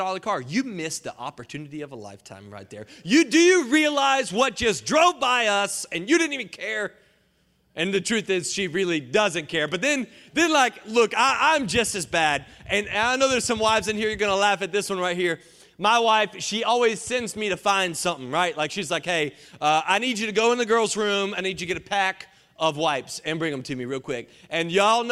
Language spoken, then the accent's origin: English; Johnston County, North Carolina, United States; moved away as an adult; now in Atlanta, United States; I'm from Johnson County, North Carolina, JoCo